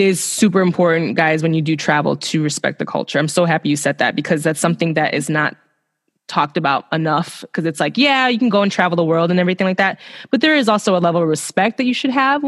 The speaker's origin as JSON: {"language": "English", "town": "Chicago", "region": "Illinois", "country": "United States", "also_born_or_lived": "Melbourne, Australia", "said": "I'm from Chicago."}